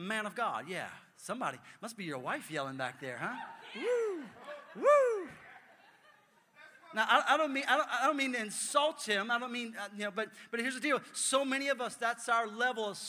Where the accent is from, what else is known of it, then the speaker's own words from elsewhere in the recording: New Orleans, Louisiana, United States; I'm from New Orleans